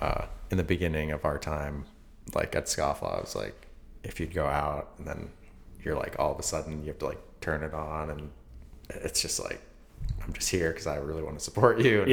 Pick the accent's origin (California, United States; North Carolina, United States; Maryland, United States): California, United States; Los Angeles; now in Chicago, United States; we grew up like right near Restaurant Row, like La Cienega.